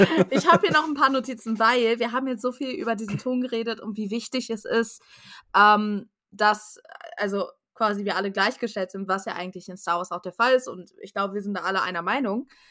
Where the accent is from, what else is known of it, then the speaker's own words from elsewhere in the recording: Germany; wir als Deutsche